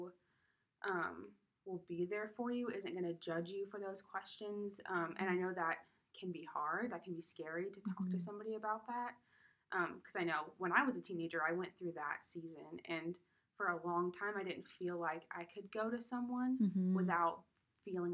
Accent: Colorado, United States; I'm from Colorado

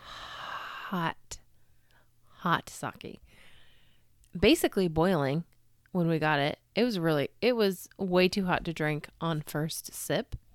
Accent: United States; accent: Super American; my Super American accent

